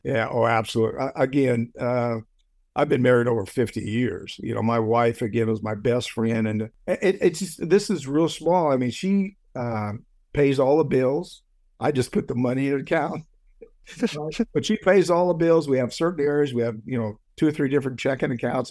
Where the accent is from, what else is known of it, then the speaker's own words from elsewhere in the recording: United States; I'm an American